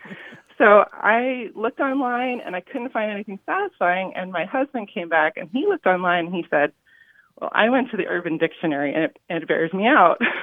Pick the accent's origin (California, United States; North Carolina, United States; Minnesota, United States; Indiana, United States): California, United States; I was raised in California